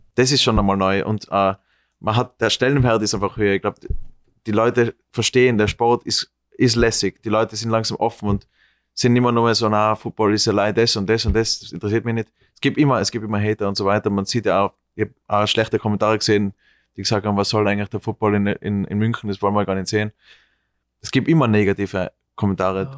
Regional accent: Austria; moved away as an adult; now in New York, United States; als Österreicher

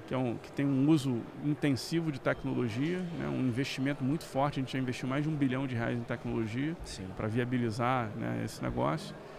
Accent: Rio de Janeiro, Brazil; eu sou do Rio, então fiz faculdade de engenharia lá no Rio

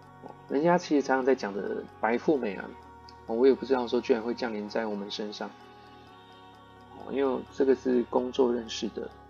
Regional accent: Yilan County, Taiwan; 我当时我从宜兰来的，我也没有想太多，这样子想说哦，台北可能都是开餐厅餐馆比较多这样子。

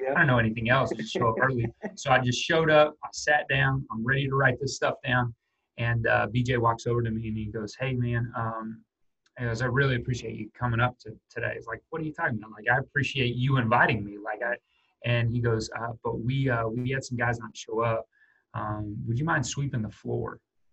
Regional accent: Albuquerque, New Mexico, United States; moved away; I'm from Albuquerque, New Mexico

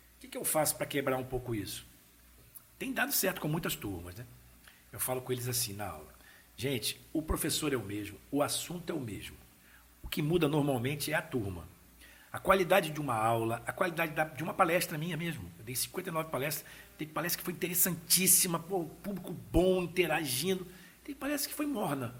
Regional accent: Vila Velha, Espírito Santo, Brazil; also born or lived in Vitória; Eu nasci em Vitória, nasci em né? Vitória. né? Fui criado em Vila Velha, em Vila Nova, bairro de Vila Nova

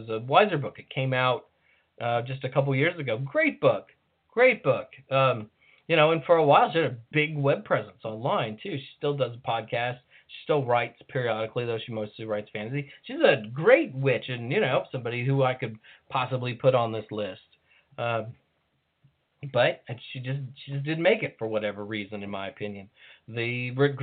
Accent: United States; as an American

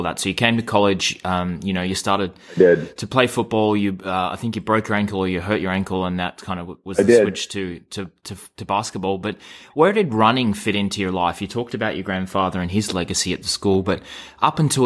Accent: Australia; growing up in Australia

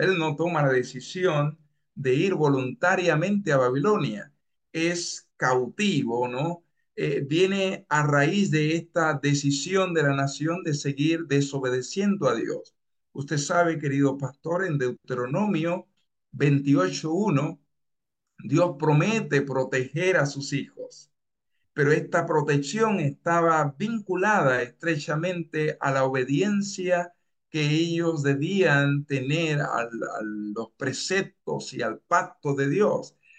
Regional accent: Dominican Republic; moved away as an adult; also born or lived in Bellingham, Washington, United States; now in Peru; Yo soy de República Dominicana

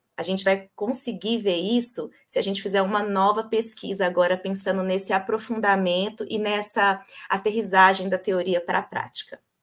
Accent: Governador Valadares, Minas Gerais, Brazil; accent: mineiro; moved away as an adult; also born or lived in Viçosa / São Paulo; now in São Bernardo do Campo, Brazil; Eu pelo sotaque, vocês vão ver, eu sou mineira, sou de Governador Valadares

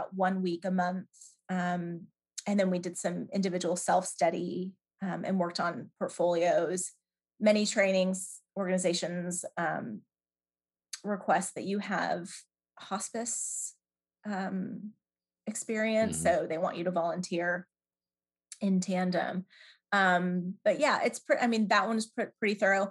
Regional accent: Atlanta, Georgia, United States; moved away as an adult; also born or lived in Toronto, Canada; now in England, United Kingdom; And then in the States, I grew up in Atlanta

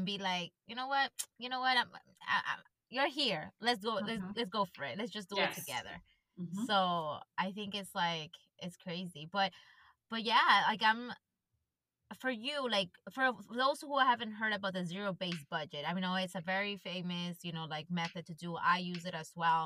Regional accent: Ecuador; moved away; I grew up in Ecuador

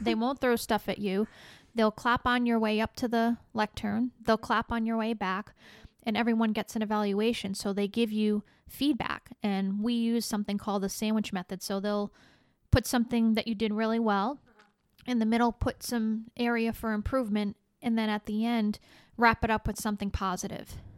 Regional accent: Rhode Island, United States; moved away as an adult; now in Florida, United States; I grew up in Rhode Island and spent the first thirty-five years of my life there

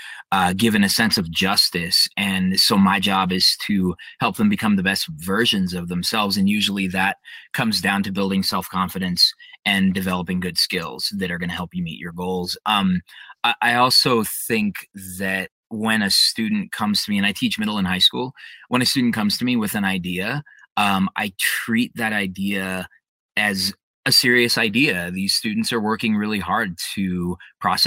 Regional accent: Denver, Colorado, United States; I was born and raised in Denver, Colorado

